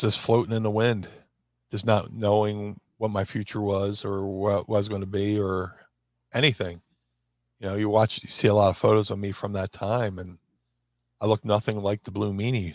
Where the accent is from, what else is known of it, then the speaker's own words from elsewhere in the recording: Philadelphia, Pennsylvania, United States; also born or lived in Atlantic City; my hometown of Philly.